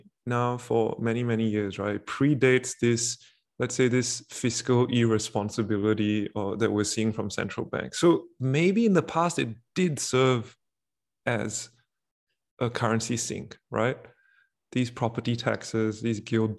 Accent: Singapore; as a Singaporean

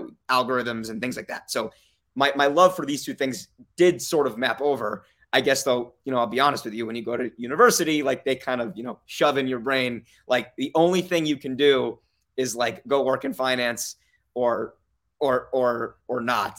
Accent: Las Vegas, Nevada, United States; also born or lived in New York / Saint Louis; I was born in New York. I moved to Las Vegas when I was five. I, I grew up here

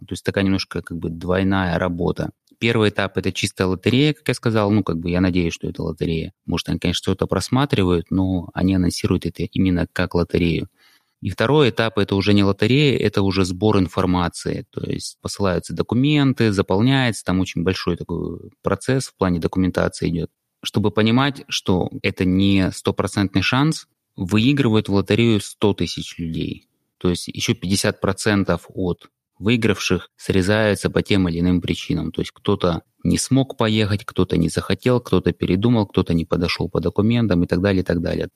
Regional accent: Krasnodar, Krasnodar Krai, Russia; moved away as an adult; also born or lived in San Francisco, United States; now in United States; оригинально я из России, из Краснодара, и в США я переехал около 11 лет назад

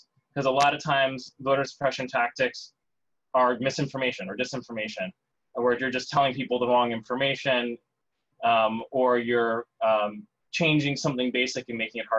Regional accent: Wisconsin, United States; I've checked into Pennsylvania and my home state, Wisconsin.

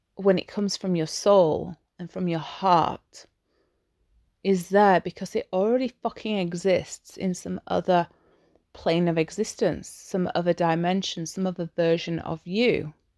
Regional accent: Yorkshire and the Humber, United Kingdom; I'm English. I'm from Yorkshire.

